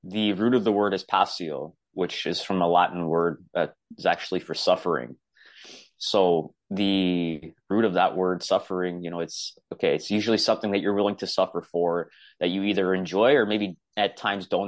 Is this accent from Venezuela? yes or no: no; Toronto, Ontario, Canada; I'm from Toronto, Ontario, Canada. I grew up in an Italian household